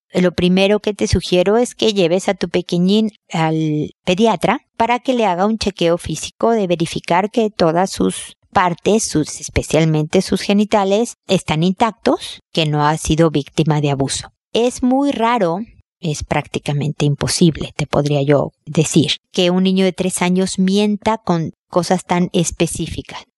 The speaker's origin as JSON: {"language": "Spanish", "country": "Mexico", "said": "en mi tierra se dice el casado casa quiere"}